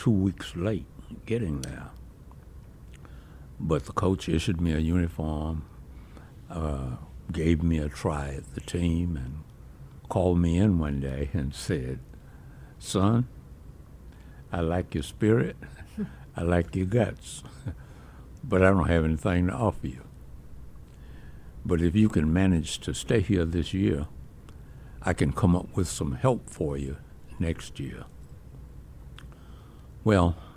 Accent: Chester, South Carolina, United States; also born or lived in Sumter, South Carolina; now in Rock Hill, United States; I grew up in Chester

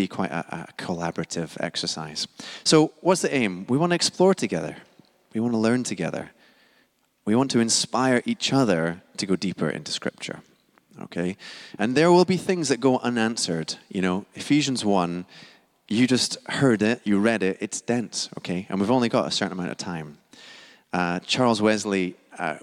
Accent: Scotland, United Kingdom; now in London, United Kingdom; I am Scottish, non-American

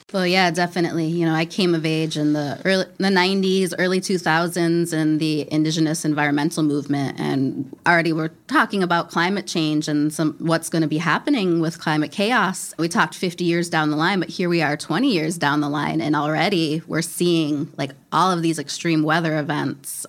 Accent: Minneapolis, Minnesota, United States; moved away as an adult; now in western Wisconsin, United States; I was born and raised in Minneapolis

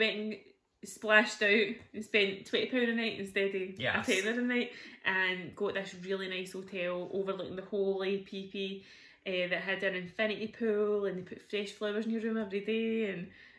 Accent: Scotland, United Kingdom; We're Scottish.

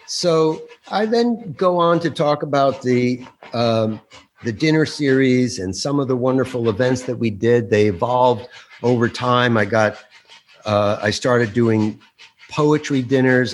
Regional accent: Bergen County, New Jersey, United States; I grew up in Bergen County, just over the George Washington Bridge

